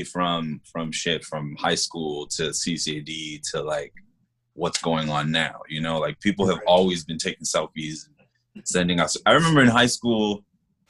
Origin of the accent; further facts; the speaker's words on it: Boston, Massachusetts, United States; now in Columbus, United States; I'm originally from Boston, Massachusetts.